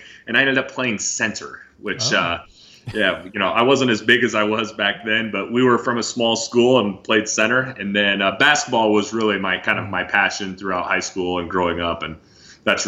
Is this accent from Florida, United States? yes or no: no; Iowa, United States; Born and raised in Iowa.